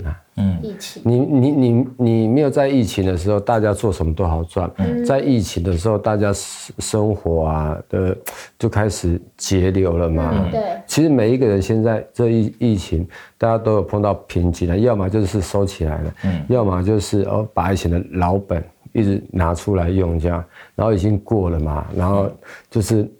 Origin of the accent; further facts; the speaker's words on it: Taoyuan, Taiwan; 我是来自桃园市复兴区泰雅族人，然后现在这里是那个罗福村